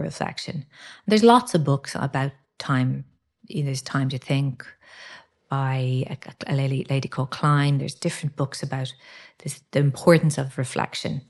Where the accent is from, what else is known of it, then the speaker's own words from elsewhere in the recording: Ireland; characteristics we have as Irish people.